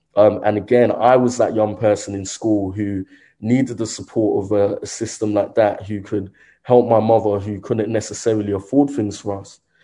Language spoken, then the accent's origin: English; London, United Kingdom; also born or lived in Croydon, South London; growing up in Brixton, South London